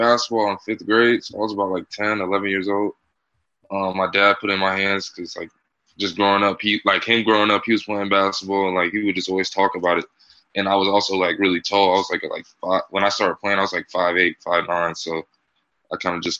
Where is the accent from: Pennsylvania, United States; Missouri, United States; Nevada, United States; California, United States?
California, United States; Union City; moved away as an adult; now in Massachusetts, United States; I'm from the Bay Area on the East Coast